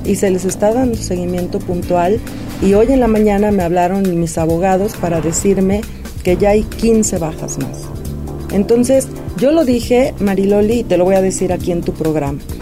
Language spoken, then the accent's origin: Spanish; San Martín Texmelucan, Puebla, Mexico; San Martín es mi tierra, es mi casa. Ahí crecimos, ahí nacimos